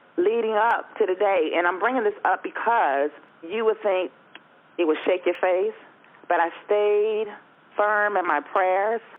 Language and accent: English; Melbourne, Florida, United States; now in Oviedo, United States; I'm originally from Melbourne, Florida. I reside in Oviedo, Florida